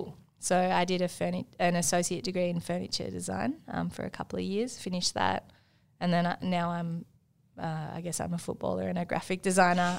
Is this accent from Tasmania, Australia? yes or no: no; Markwood, Victoria, Australia; I'm actually from a town in between Wangaratta and Myrtleford called Markwood, um, which is so small. Um, it has a tennis court that's overgrown. It used to have a primary school that's now shut down, um, which I went to.